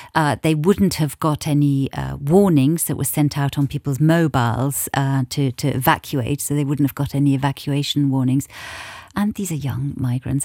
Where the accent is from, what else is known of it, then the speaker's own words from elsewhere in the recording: England, United Kingdom; I'm English, British